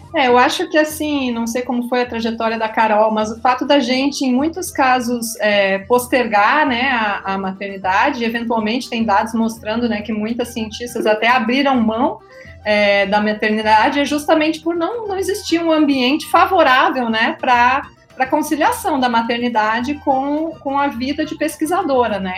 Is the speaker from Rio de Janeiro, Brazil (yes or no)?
no; Rio Grande do Sul, Brazil; accent: gaúcho; moved away as an adult; also born or lived in Florianópolis; now in Rio Grande do Norte, Brazil; eu sou gaúcha, me formei em ciências biológicas e licenciatura e bacharelado na Universidade Federal do Rio Grande do Sul